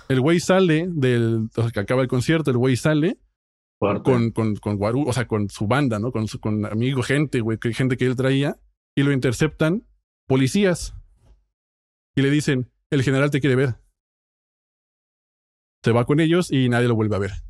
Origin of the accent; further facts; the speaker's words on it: Mexico; moved away; como inmigrante mexicano